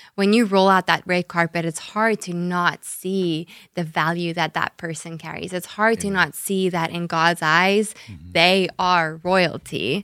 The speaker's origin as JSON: {"language": "English", "country": "South Africa", "tie": "born or raised there", "accent": "South African", "moved": "as an adult", "lives_now": "Jacksonville, United States", "said": "south africa is where i was mm-hmm. born and raised and and grew up"}